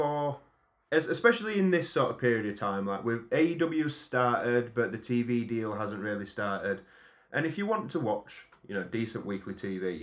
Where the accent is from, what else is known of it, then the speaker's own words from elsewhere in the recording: United Kingdom; As a British person